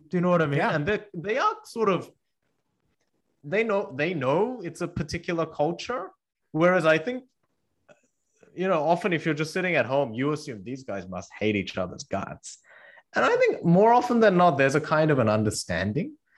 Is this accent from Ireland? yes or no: no; Australia; English is a second language; also born or lived in South Korea; now in Cambridge, United States; I moved from South Korea to Australia when I was eight with my parents, and I didn't speak English